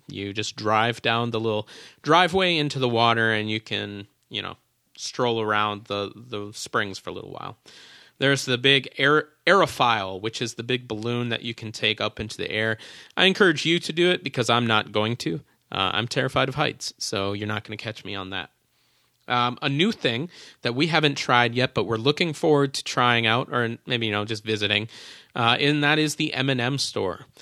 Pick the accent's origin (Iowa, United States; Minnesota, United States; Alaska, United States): Minnesota, United States; I was from Minnesota